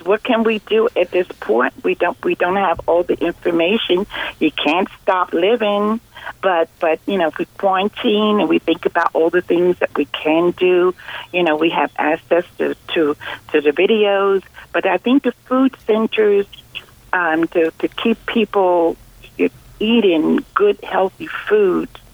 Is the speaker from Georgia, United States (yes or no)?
no; New Jersey, United States; I'm from New Jersey